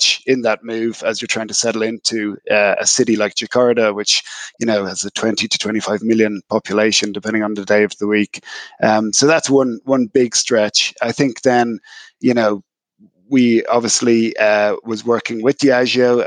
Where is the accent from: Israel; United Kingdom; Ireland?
Ireland; moved away as an adult; I spent the first part of my career building out my functional depth in Ireland and in Europe